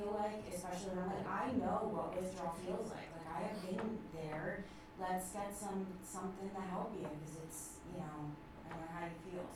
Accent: Delaware County, Pennsylvania, United States; I'm from Delaware County

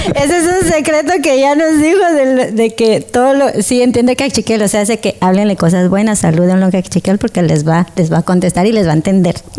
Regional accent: Guatemala; nosotros también como guatemaltecos

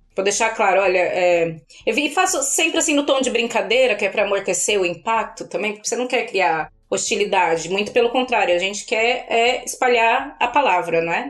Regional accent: Cuiabá, Mato Grosso, Brazil; moved away as an adult; now in Portugal; sou cuiabana, mas hoje vivo em Portugal na verdade, já vivo aqui há cinco anos

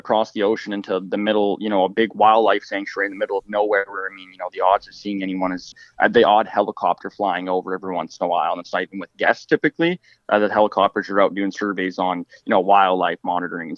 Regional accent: Fort St. John, British Columbia, Canada; also born or lived in Terrace, British Columbia; I grew up in Fort St. John, British Columbia

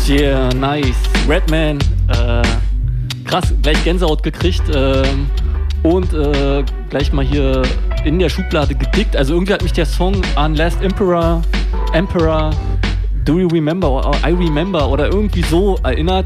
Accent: Berlin, Germany; also born or lived in Lichtenberg / Kreuzberg; ich bin in Mitte groß geworden, Berlin-Mitte

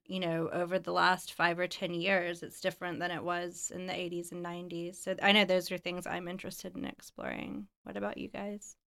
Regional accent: Alabama, United States; moved away as an adult; also born or lived in New Orleans / Los Angeles; I moved back to Alabama, my hometown, after living, you know, all over New Orleans, Los Angeles, abroad

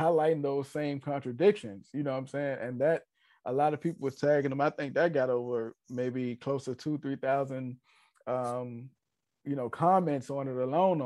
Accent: Richmond, Virginia, United States; I'm from Richmond

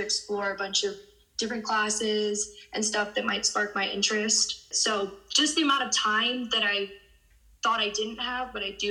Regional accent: Bay Area, California, United States; moved away as an adult; now in Washington, D.C., United States; I'm from the Bay Area in California, and I'm now a sophomore at Georgetown University

